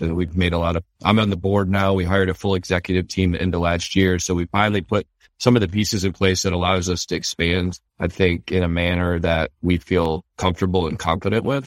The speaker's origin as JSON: {"language": "English", "town": "Detroit", "region": "Michigan", "country": "United States", "tie": "born or raised there", "said": "I grew up around Detroit"}